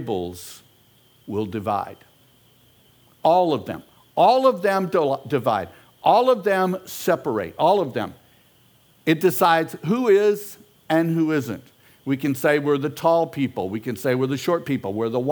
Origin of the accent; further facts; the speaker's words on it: Houston, Texas, United States; I'm an American, I'm a Houstonian